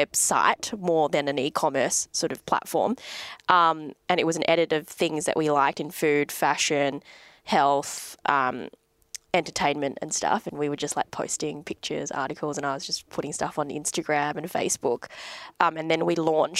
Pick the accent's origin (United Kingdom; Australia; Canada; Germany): Australia; Adelaide, South Australia; moved away as an adult; also born or lived in Perth; now in Sydney, Australia; I was from Adelaide